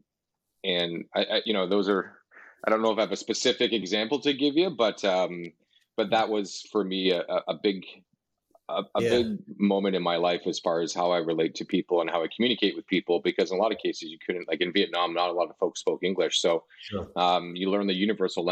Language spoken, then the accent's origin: English; Hamilton, Ontario, Canada; also born or lived in Niagara region / Calgary; now in Toronto, Canada; I originally grew up in Hamilton, Ontario, which is just about an hour west of Toronto, and spent most of my life here